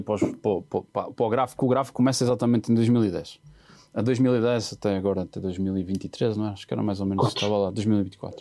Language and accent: Portuguese; Porto, Norte, Portugal; moved away; na minha terra, no Porto